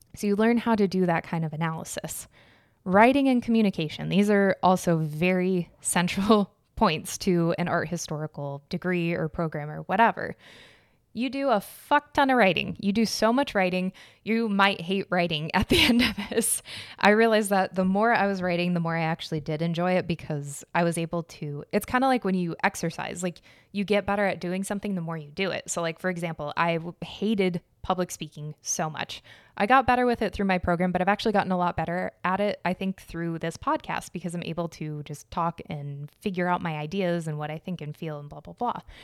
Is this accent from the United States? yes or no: yes; Arizona, United States; I was born and raised in Arizona, so Spanish was just, like, everywhere.